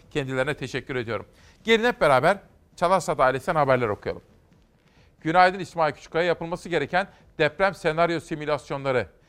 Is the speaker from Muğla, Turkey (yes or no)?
no; Kütahya, Turkey; benim memleketime Kütahya'ya